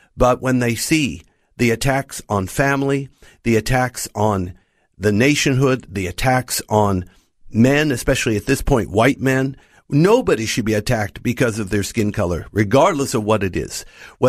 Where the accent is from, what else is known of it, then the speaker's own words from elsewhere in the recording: United States; moved away as an adult; now in Australia; Well, Noel, I grew up in the United States and came to Australia as a young married man and father. And so I grew up as a minority too.